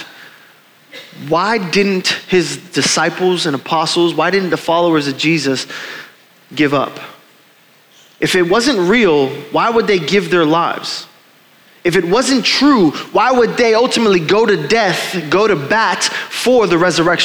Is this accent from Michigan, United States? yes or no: no; Florida, United States; moved away; I was from Florida